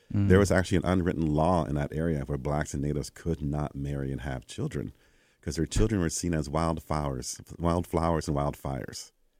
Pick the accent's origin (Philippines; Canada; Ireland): Canada; I tell them I'm from here